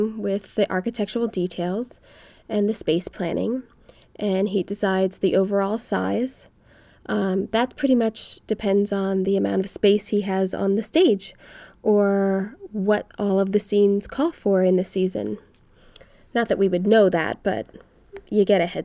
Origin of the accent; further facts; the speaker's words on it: Philadelphia, Pennsylvania, United States; moved away as an adult; now in Los Angeles, United States; I'm from Philly. I moved to LA after college.